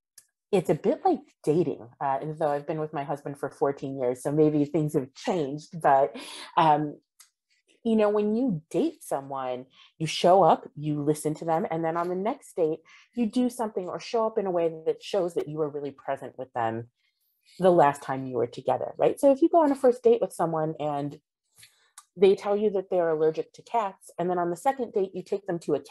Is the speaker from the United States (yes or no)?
yes; United States; pride in being an American